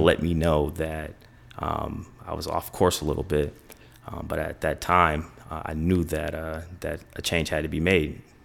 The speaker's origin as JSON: {"language": "English", "town": "Kalamazoo", "region": "Michigan", "country": "United States", "tie": "born or raised there", "moved": "as an adult", "lives_now": "Chicago, United States", "said": "I'm from Kalamazoo, Michigan."}